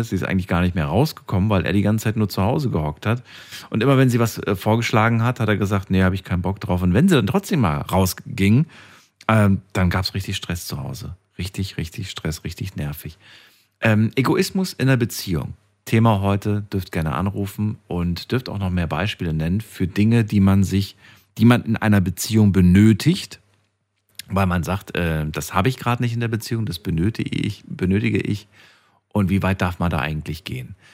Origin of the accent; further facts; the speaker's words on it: Thuringia, Germany; now in Mannheim, Germany; Ursprünglich bin ich aus Thüringen.